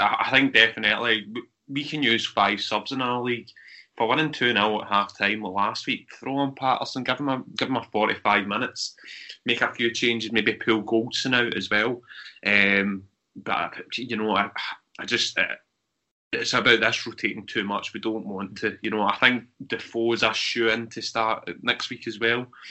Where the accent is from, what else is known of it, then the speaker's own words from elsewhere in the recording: Scotland, United Kingdom; we're from Scotland